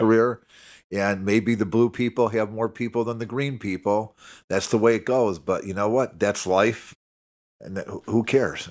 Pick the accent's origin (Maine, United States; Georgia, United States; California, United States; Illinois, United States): Illinois, United States; Chicago; I'm from Chicago